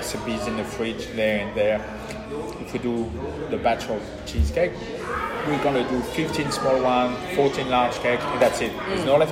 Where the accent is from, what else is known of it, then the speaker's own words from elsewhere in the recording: France; accent: French; now in Australia; I'm Australian with a French accent